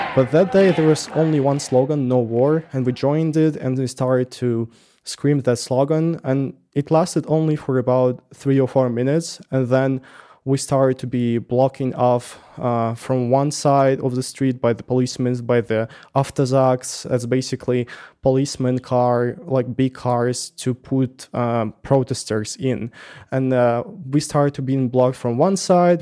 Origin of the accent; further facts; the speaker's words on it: Russia; English is a second language; moved away as an adult; now in Tbilisi, Georgia; I'm saying from Russia